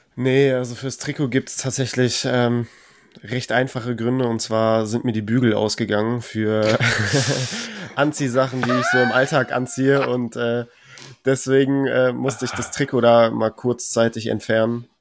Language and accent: German; Cologne, North Rhine-Westphalia, Germany; ich komme ja aus Köln